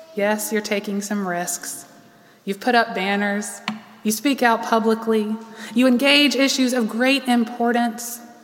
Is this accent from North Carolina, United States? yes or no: yes; Charlotte, North Carolina, United States; also born or lived in Raleigh; I lived here all my life.